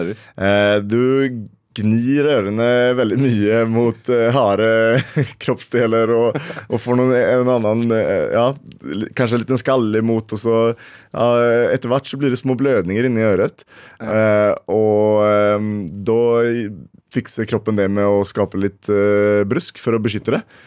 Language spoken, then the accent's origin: Norwegian; Sweden; now in Norway; jeg kommer fra Sverige og føler liksom at jeg må eh, ja, representerer mine røtter